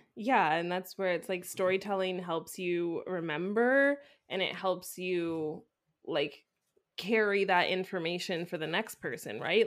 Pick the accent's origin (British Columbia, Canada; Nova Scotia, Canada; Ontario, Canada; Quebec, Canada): British Columbia, Canada; Vancouver; now in France; I'm from Vancouver